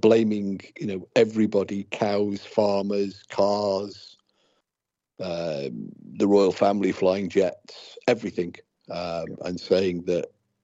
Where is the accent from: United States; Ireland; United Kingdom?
United Kingdom